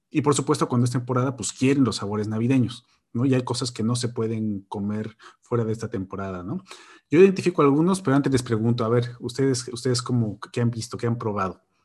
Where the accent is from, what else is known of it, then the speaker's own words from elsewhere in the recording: Mexico; moved away; Y somos mexicanos, entonces pues, comíamos pozole